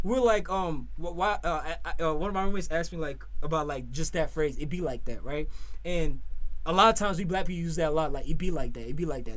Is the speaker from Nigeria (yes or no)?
yes; Nigeria; moved away as an adult; now in United States; growing up for me, growing up in Nigeria